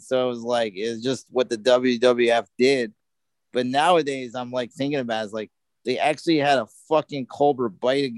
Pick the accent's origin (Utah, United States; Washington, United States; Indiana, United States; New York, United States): New York, United States; I grew up in New York